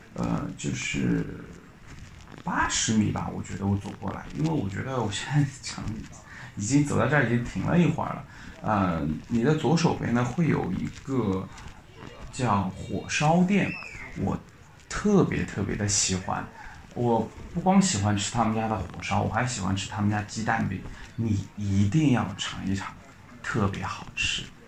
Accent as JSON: {"language": "Chinese", "town": "Yangzhou", "region": "Jiangsu", "country": "China", "accent": "Yangzhou dialect", "said": "我们扬州话叫“落”"}